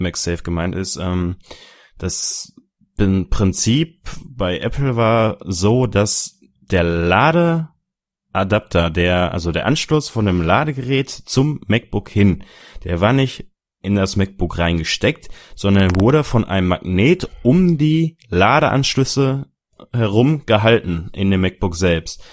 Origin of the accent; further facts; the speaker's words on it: Dortmund, North Rhine-Westphalia, Germany; Ich komme aus Dortmund